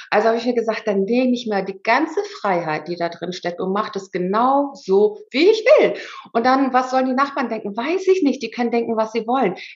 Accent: Germany; born there; ich war ja auch gar keine Ausländerin, ich bin ja in Deutschland geboren

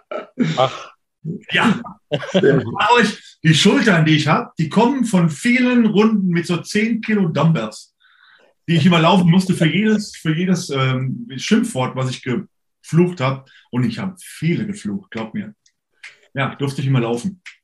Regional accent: Hesse, Germany; also born or lived in Alaska; bei uns in Hessen

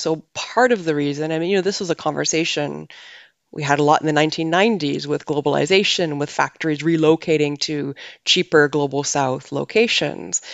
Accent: Canada; moved away as an adult; now in Netherlands; I'm from Canada originally, but I have lived and, and worked in many countries around the world before moving to the Netherlands.

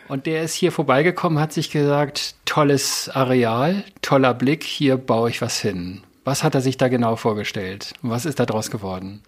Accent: the North, Northern Germany, Germany; ich komme ja aus dem Norden, ich bin das ja gewohnt

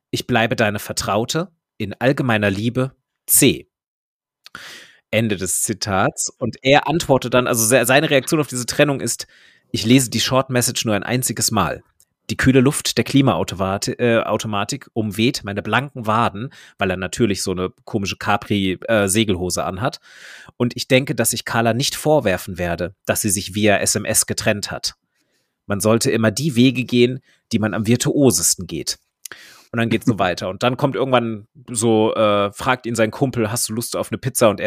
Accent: Maintal, Hesse, Germany; kommt aus meinem Heimatort, äh, und ist, glaube ich, zwei Jahre älter als ich.

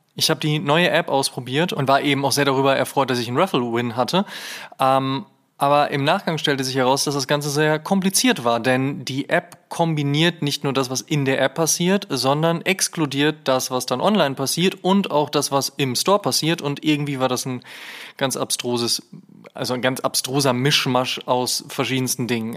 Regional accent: Münster, North Rhine-Westphalia, Germany; moved away; nach Münster gefahren, in meine alte Heimat

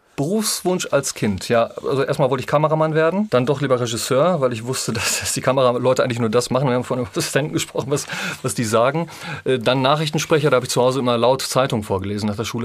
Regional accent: North Rhine-Westphalia, Germany; ich bin ja Ostwestfale, ne? Drei Dreiländereck, Hessen, NRW, in Niedersachsen

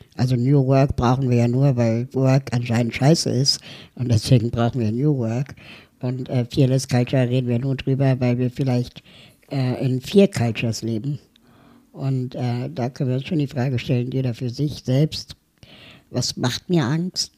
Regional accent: Berlin, Germany; ich komme aus Berlin

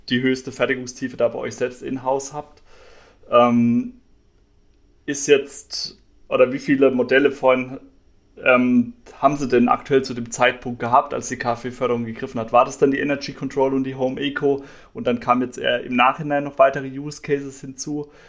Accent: Heidelberg, Baden-Württemberg, Germany; Ich komme ja selbst hier aus dem Raum Heidelberg.

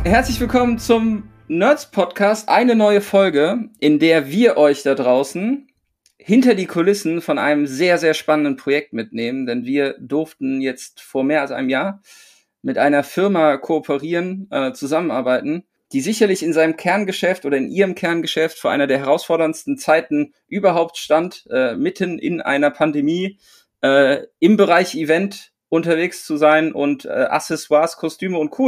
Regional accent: Rhineland, Germany; als Rheinländer

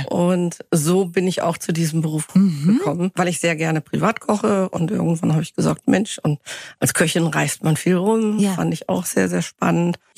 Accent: Northern Germany, Germany; ich komme aus Norddeutschland, mhm. bei Bremen

